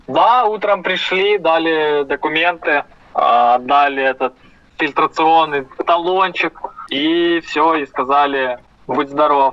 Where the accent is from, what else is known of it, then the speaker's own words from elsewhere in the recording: Ukraine; я украинец